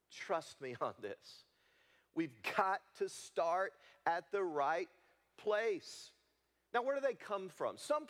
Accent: Leoma, Tennessee, United States; I grew up in Leoma, Tennessee, on a cotton farm

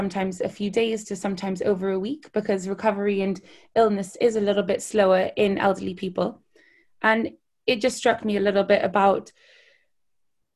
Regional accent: Newcastle upon Tyne, North East England, United Kingdom; moved away as an adult; also born or lived in Edinburgh / Hastings; now in London, United Kingdom; I grew up in Newcastle

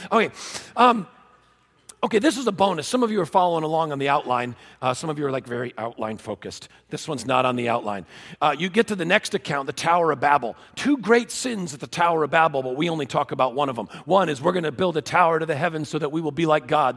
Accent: Connecticut, United States; I was born in Connecticut

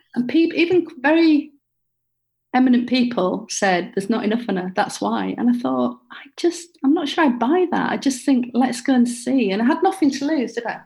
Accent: Bradford, Yorkshire and the Humber, United Kingdom; I grew up in Bradford

